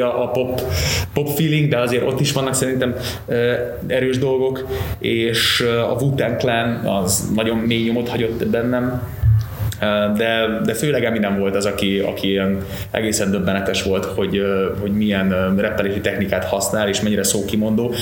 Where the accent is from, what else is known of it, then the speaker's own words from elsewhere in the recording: Veszprém, Veszprém County, Hungary; also born or lived in Novi Sad, Vojvodina, Serbia; én vajdasági gyerek vagyok. 87-ben születtem Újvidéken, Szerbia, akkor még Jugoszláviának hívták, és mikor átjöttünk ide Magyarországra, akkor értünk pár helyen, de végül Veszprémben telepettünk le, és ott éltünk tíz éven keresztül.